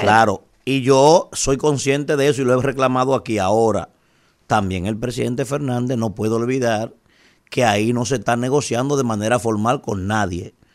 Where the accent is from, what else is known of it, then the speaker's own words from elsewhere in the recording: Dominican Republic; soy dominicano